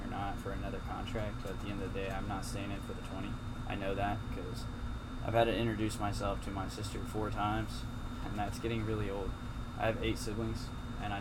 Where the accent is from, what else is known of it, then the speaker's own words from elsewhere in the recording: Indiana, United States; moved away as an adult; I'm from Indiana, and I didn't want to stay in Indiana, right?